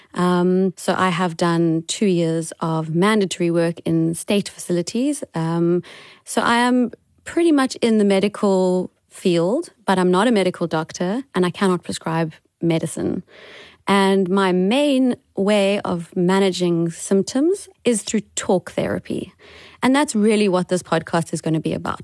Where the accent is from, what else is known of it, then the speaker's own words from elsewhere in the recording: Cape Town, Western Cape, South Africa; also born or lived in Gauteng; I am currently in Cape Town in South Africa, which is my hometown. I was born here